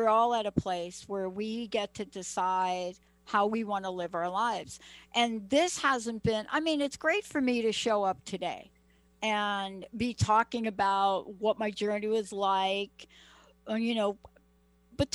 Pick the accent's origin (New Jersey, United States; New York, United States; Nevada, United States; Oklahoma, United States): New York, United States; moved away as an adult; also born or lived in Seattle; I'm from New York